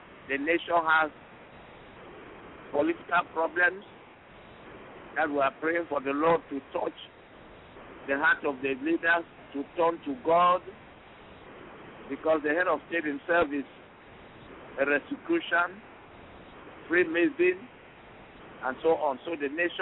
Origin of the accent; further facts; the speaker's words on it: Anglophone Cameroon, Cameroon; I come from the English section ruled by the British before.